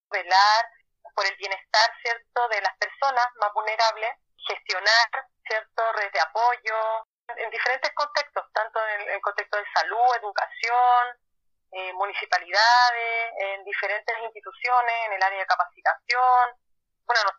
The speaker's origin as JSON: {"language": "Spanish", "region": "Valparaíso", "country": "Chile", "also_born_or_lived": "Viña del Mar", "said": "tengo 36 años, soy de Valparaíso, como una Viña del Mar"}